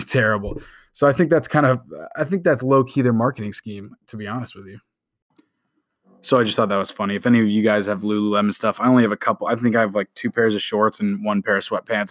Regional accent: Indianapolis, Indiana, United States; moved away; also born or lived in Houston; I was born in Indianapolis.

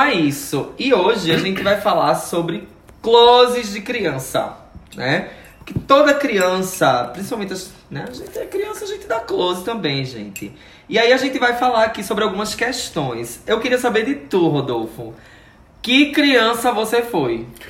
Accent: Sirinhaém, Pernambuco, Brazil; Eu sou daquela região ah. de Recife, mas eu sou de Sirinhaém

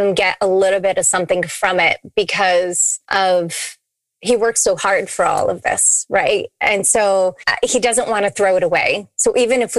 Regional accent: New England, United States; also born or lived in Nashville; now in Tampa, United States; We're from New England.

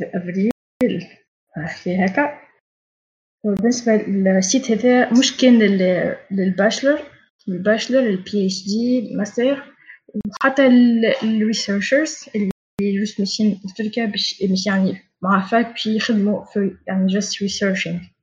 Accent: Tunisia; moved away as an adult; now in Turkey; عندنا في تونس

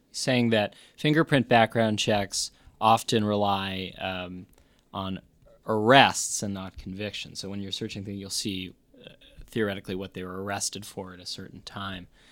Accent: New York, United States; now in Austin, United States; I'm from New York

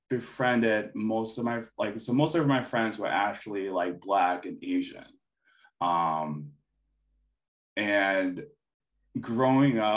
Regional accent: United States; And like when people ask me questions, I'm like, oh yeah, I'm Filipino American. Like this is stuff I would grew up with and stuff. This is the type of food I eat.

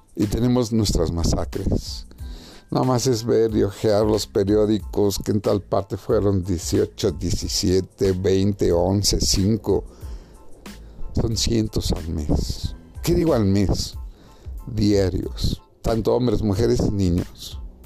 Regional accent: Mexico; mi país, México

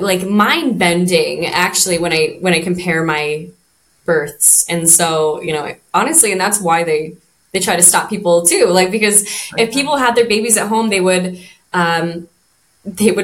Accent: Idaho, United States; moved away as an adult; now in Maui, United States; I'm originally from Idaho, but I've been here for 10 years.

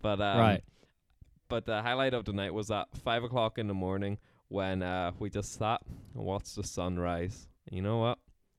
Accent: Ulster, Ireland; But the annoying thing about my accent is that my friends in Donegal, they claim I don't have a Donegal accent just because I didn't move there till I was 5.

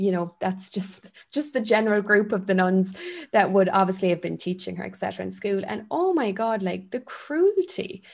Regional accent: Ireland; growing up in Ireland

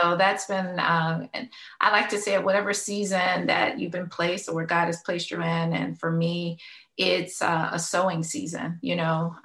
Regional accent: Louisiana, United States; now in Florida, United States; I'm from Louisiana. I like to claim I'm a Louisiana girl by heart and mind, even though I've been a Floridian technically for a while.

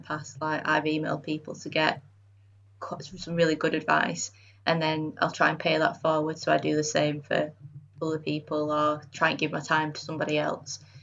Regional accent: Bradford, Yorkshire and the Humber, United Kingdom; moved away as an adult; also born or lived in Sheffield; now in Leeds, United Kingdom; I'm from Bradford originally, and then I went to university in Sheffield

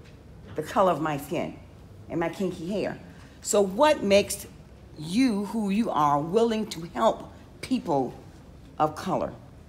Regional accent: Norfolk, Virginia, United States; moved away as an adult; I'm born and raised in Norfolk, Virginia, I've lived through Jim Crow.

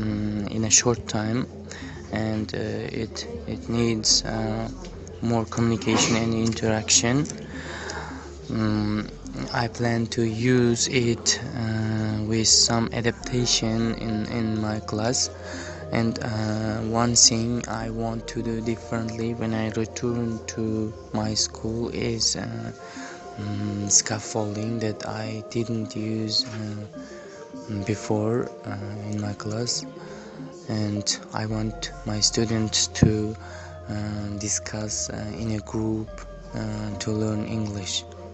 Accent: Samarkand, Samarqand Region, Uzbekistan; English is a second language; I'm from Samarkand and I work at 45 school.

